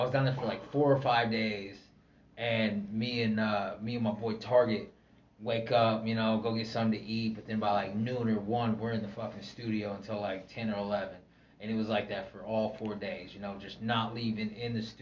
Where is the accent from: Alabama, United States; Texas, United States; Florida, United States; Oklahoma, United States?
Oklahoma, United States; I'm from Oklahoma